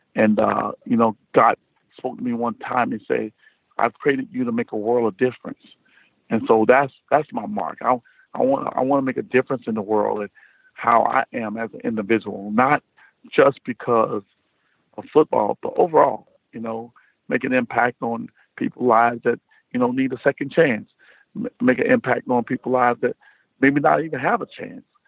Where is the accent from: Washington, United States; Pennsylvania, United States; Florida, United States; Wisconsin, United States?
Florida, United States; South; I'm from South Florida.